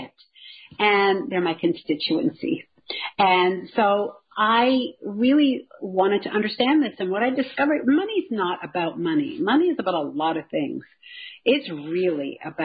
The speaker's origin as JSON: {"language": "English", "town": "Glasgow", "region": "Scotland", "country": "United Kingdom", "also_born_or_lived": "Toronto", "moved": "yes", "said": "I'm from Glasgow, Scotland"}